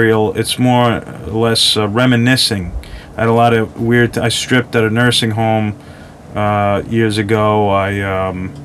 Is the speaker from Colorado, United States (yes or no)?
no; Long Island, New York, United States; I'm from Long Island, New York